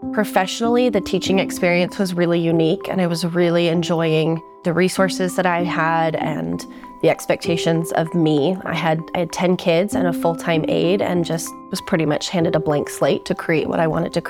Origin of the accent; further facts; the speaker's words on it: Salt Lake City, Utah, United States; moved away as an adult; also born or lived in Boise, Idaho / Changchun, China; I was born and raised in Salt Lake City, and so was he. I had a couple adventurous years in Boise, Idaho, and that was the entirety of my life experience up until then.